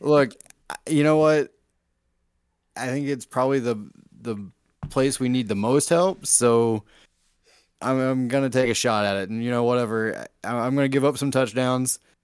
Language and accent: English; West Virginia, United States; now in Michigan, United States